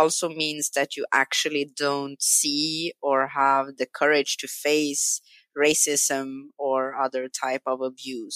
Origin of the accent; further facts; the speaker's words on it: Stockholm, Stockholm County, Sweden; English is a second language; also born or lived in Brazil; I grew up in Stockholm.